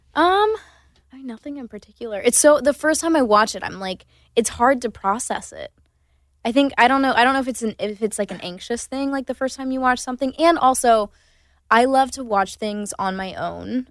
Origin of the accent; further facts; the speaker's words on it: Myrtle Beach, South Carolina, United States; moved away; I also grew up in my hometown. We didn't have theater